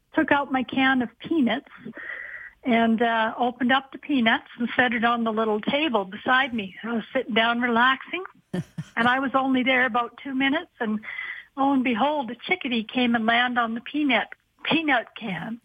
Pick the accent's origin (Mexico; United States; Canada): Canada; Calgary, Alberta; I'm from Calgary.